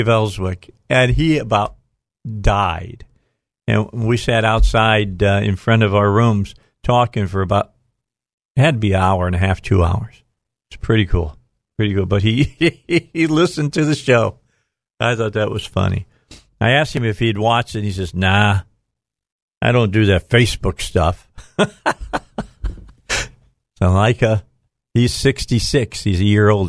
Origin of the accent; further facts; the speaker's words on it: Little Rock, Arkansas, United States; I'm from Little Rock, Arkansas.